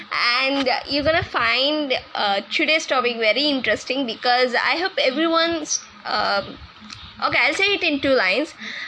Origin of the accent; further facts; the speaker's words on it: Andhra Pradesh, India; English is a second language; Because I'm from India, so I'm from Andhra Pradesh state.